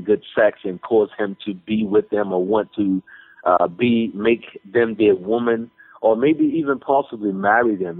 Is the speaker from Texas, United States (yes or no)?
yes; Texas, United States; I'm I'm from Texas